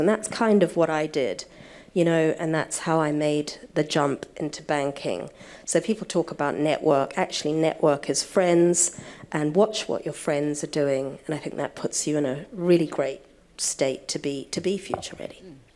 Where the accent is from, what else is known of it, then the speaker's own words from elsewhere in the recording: New Zealand; moved away; I went back to New Zealand. I was born in New Zealand